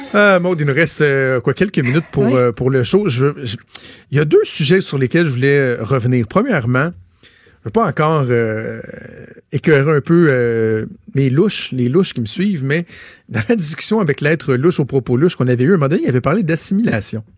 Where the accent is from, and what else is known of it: Quebec, Canada